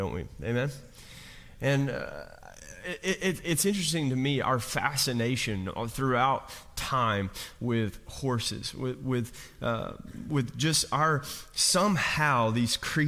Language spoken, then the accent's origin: English; Kentucky, United States; I'm from Kentucky, I'm from coal mining country